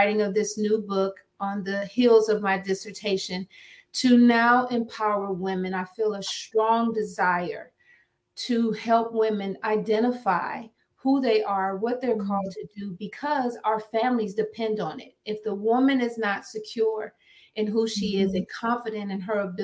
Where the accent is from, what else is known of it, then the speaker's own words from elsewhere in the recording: Akron, Ohio, United States; moved away as an adult; now in Maryland, United States; I'm originally from Akron, Ohio. I'm a Midwest girl